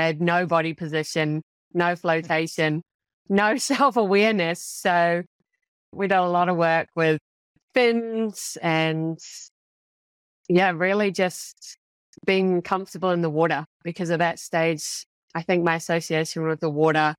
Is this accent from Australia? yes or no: no; New Zealand; Actually, I grew up in New Zealand, where swimming is not quite to the same caliber of the Aussie kids